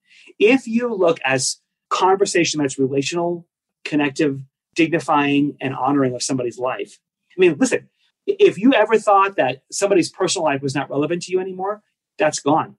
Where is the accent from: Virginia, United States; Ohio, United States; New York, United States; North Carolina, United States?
New York, United States; I speak fast. I'm from New York